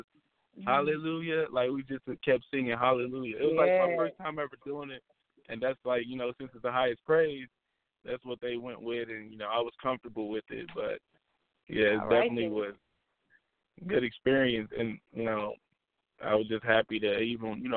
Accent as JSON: {"language": "English", "town": "Indianapolis", "region": "Indiana", "country": "United States", "said": "I'm from Indianapolis, Indiana. Midwest all day, every day"}